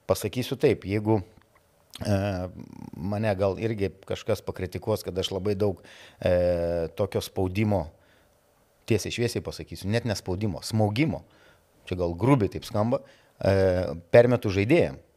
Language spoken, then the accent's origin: Lithuanian; Lithuania; esu lietuvis ir tom nerealiai didžiuojasi.